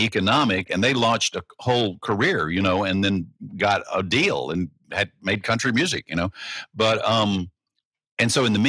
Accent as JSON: {"language": "English", "region": "Deep South", "country": "United States", "moved": "yes", "lives_now": "Nashville, United States", "said": "I'm a Southerner. I'm from the Deep South"}